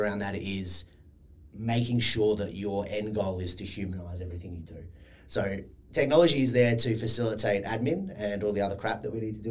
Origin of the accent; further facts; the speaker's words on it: Sydney, New South Wales, Australia; moved away as an adult; also born or lived in Perth; I'm from Sydney, but was living in Perth at the time. Always wanted to come home